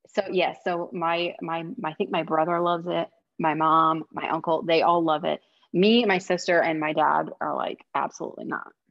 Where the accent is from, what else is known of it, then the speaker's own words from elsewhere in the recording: Midwest, United States; I'm from the Midwest where casserole is a middle name